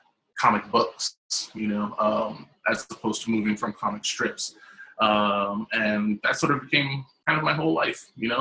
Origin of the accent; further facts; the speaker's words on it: South Carolina, United States; also born or lived in Canada / Mexico; I'm originally from South Carolina, and I've been sort of moving north my entire life. Lived in the Midwest, lived in Canada, lived in Mexico